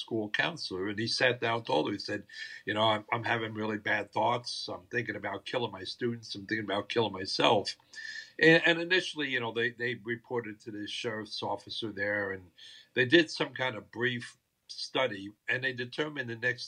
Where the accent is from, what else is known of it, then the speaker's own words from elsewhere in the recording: New Jersey, United States; now in Hernando County, Florida, United States; born and raised in New Jersey